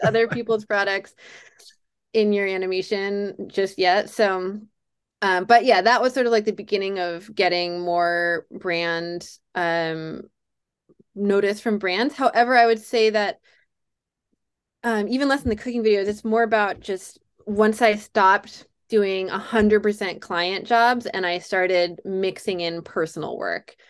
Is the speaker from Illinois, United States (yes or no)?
no; Durham, North Carolina, United States; I was a video store clerk in my hometown of Durham, North Carolina